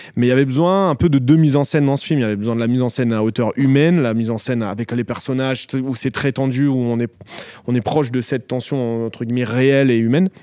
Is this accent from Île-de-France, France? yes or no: yes; Noisy-le-Grand, Île-de-France, France; là où j'ai grandi